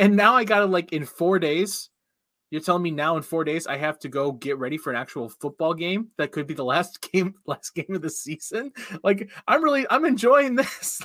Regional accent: Cincinnati area, Ohio, United States; moved away; I grew up in Cincinnati country. I know a lot of Bengals fans, went to school with a lot of them

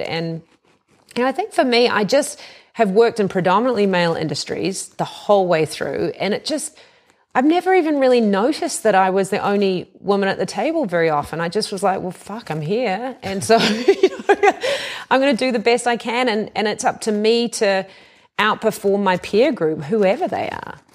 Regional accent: New Zealand; now in United States; I come from New Zealand

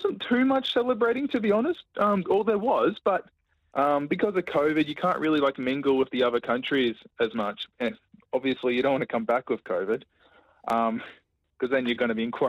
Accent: Logan, Queensland, Australia; I'm from Logan.

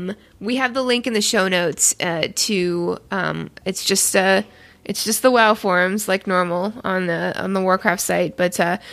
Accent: Canada; I don't know. I'm Canadian. I don't know. fucking weird accents.

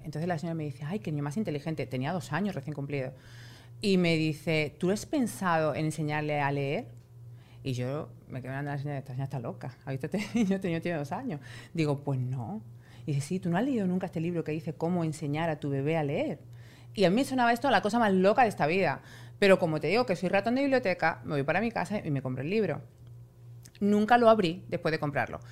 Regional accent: Spain; moved away; yo soy española

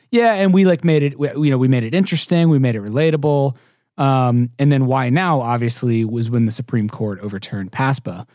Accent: Houston, Texas, United States; I'm not from the East, I'm from Houston, Texas

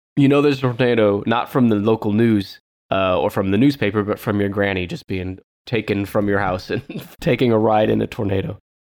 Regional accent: Southern California, United States; moved away; also born or lived in Oklahoma; I'm from Southern California

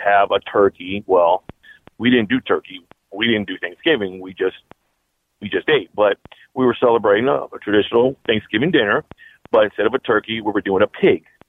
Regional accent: United States; also born or lived in Miami; now in Georgia, United States; I'm a first generation Cuban American. I was born in the United States, but my parents came from Cuba

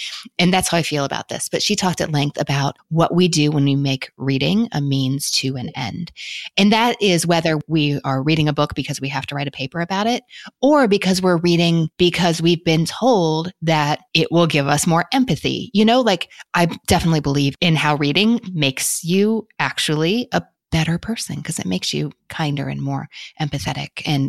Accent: Kentucky, United States; Because I have enough y'all naturally in me growing up in Kentucky

